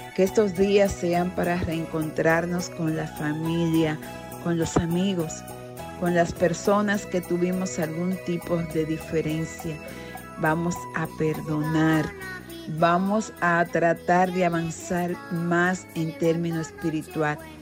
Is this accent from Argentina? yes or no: no; Dominican Republic; todos somos dominicanos